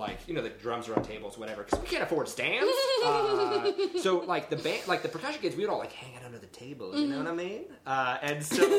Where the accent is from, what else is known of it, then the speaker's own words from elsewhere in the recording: Rockville, Maryland, United States; I'm from Rockville